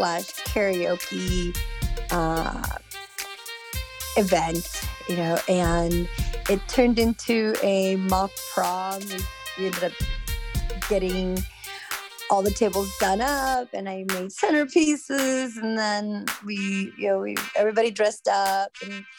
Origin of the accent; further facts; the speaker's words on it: Southern California, United States; also born or lived in Mexicali, Mexico; now in Sacramento, United States; moved to the United States when I was 5, and lived in Southern California the majority of my life